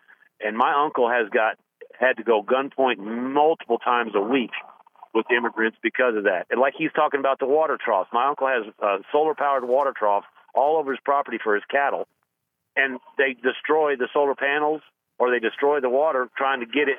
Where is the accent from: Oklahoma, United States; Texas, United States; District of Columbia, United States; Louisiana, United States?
Texas, United States; moved away as an adult; I'm a transplant from Texas. I moved here in 2000 because of a job relocation.